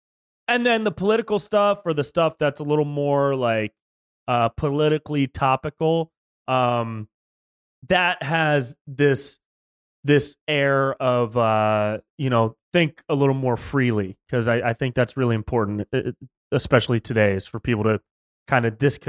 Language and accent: English; Davis, California, United States; also born or lived in Sacramento, California, United States; Close. I grew up in Davis, right up by Sacramento.